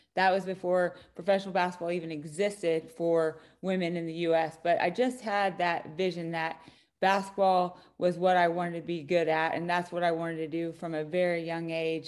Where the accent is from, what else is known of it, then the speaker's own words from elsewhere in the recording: Claflin, Kansas, United States; I grew up in a really small town, Claflin, Kansas, central Kansas, town of six hundred people